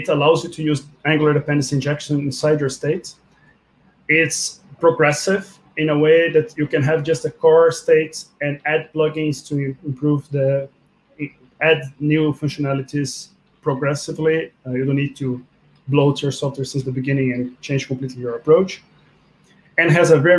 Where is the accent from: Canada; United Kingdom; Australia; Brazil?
Brazil; also born or lived in Russia; now in Belgium; I'm from Brazil, currently living in Belgium.